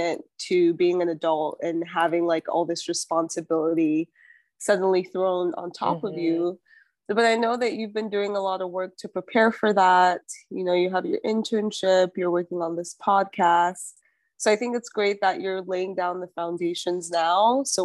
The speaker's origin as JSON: {"language": "English", "region": "New York", "country": "United States", "tie": "born or raised there", "also_born_or_lived": "Nigeria / Utah", "moved": "as an adult", "lives_now": "Los Angeles, United States", "said": "I grew up in New York and then went to Utah for undergrad."}